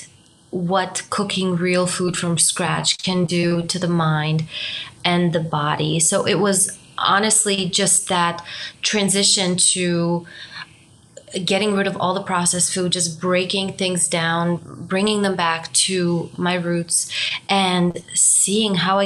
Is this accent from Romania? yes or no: yes; Romania; moved away; also born or lived in Germany; My background is I'm from Romania. I also spent some time in Germany